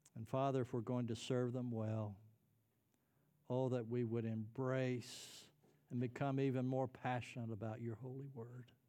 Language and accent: English; United States; I'm a Christian. I'm an American.